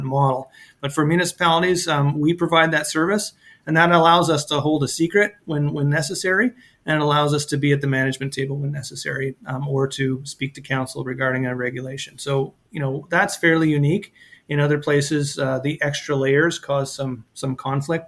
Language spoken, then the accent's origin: English; Alberta, Canada; also born or lived in Cox Heath, Nova Scotia; now in Cape Breton, Canada; where I grew up in Scap, Alberta, you actually will find it on a map